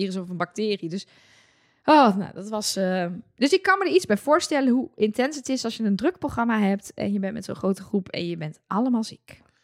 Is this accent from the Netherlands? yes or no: yes; Netherlands; wij als Nederlanders